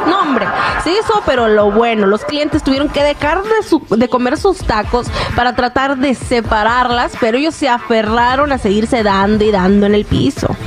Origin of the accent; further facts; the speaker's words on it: Mexico; now in Los Angeles, United States; yo que me viví, me crié y todo en México